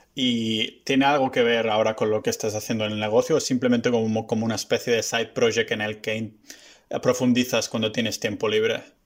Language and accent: Spanish; Vilafranca del Penedès, Catalonia, Spain; also born or lived in Barcelona; Yo soy originariamente de, de Vilafranca, que está a una hora ah, ah, en tren